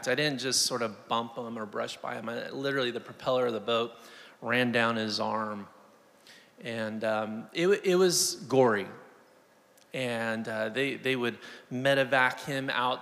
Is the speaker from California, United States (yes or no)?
yes; Southern California, United States; Live there, born and raised in Southern California